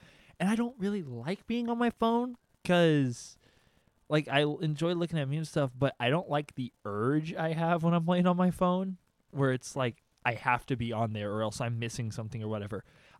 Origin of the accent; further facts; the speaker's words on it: Austin, Texas, United States; Oh, I'm from Austin.